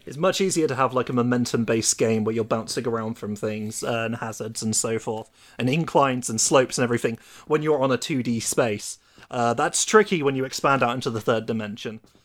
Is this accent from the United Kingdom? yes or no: yes; United Kingdom; coming from me as the British person